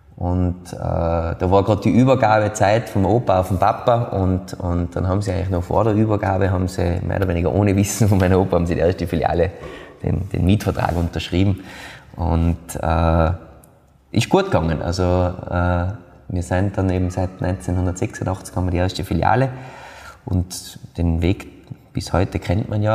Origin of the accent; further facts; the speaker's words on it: Austria; bei uns in Österreich